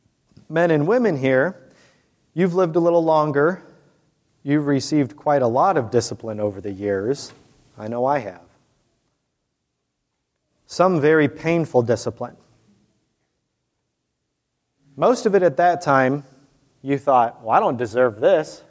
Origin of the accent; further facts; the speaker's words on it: Fort Wayne, Indiana, United States; I'm from Fort Wayne, Indiana, so I grew up in the Bobby Knight days